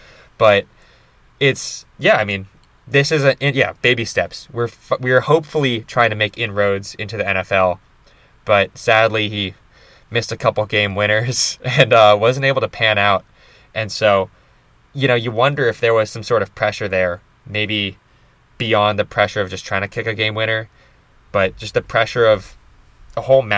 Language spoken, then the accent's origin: English; Rhode Island, United States; born there; I was born in Rhode Island, and I can claim New England birthright.